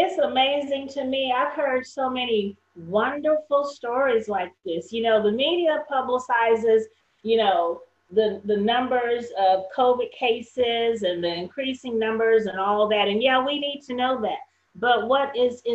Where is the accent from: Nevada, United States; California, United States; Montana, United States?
California, United States; Northern; now in Texas, United States; I'm from California, Northern Cal